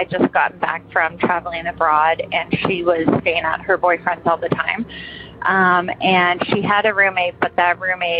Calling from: Toronto, Ontario, Canada; I'm calling from Toronto.

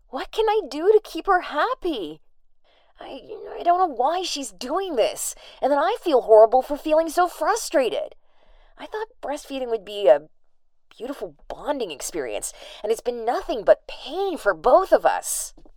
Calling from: Hartford, Connecticut, United States; I'm calling in from Hartford, Connecticut

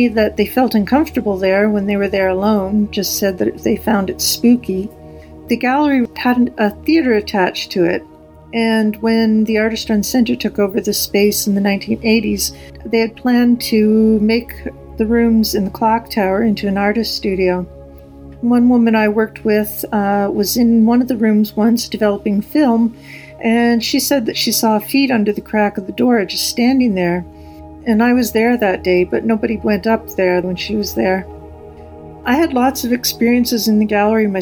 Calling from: Vancouver, British Columbia, Canada; also born or lived in Montreal; I'm calling from Vancouver, Canada.

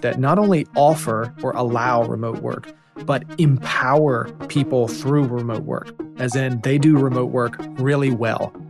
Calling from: North Carolina, United States; calling in from North Carolina

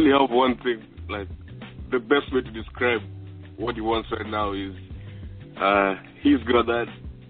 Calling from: Australia; Yeah, this is … again, Australia.

